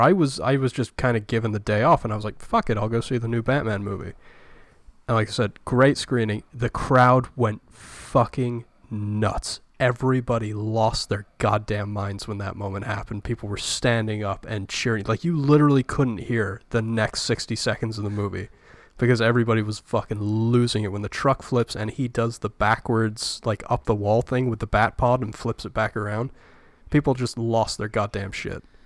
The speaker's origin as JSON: {"language": "English", "country": "United Kingdom", "said": "as a British person, not really, like, growing up with Michael Caine movies"}